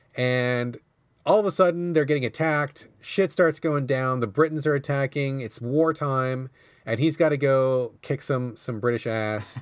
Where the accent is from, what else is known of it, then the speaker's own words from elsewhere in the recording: United States; I'm American